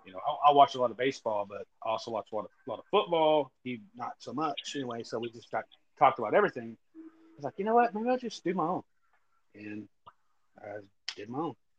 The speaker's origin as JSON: {"language": "English", "region": "West Texas", "country": "United States", "tie": "born or raised there", "moved": "yes", "said": "That's my hometown. That's my home area."}